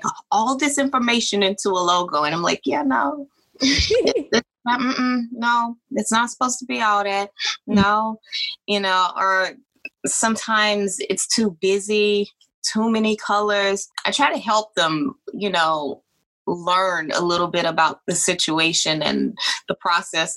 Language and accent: English; the South, United States; Southern. I'm from the South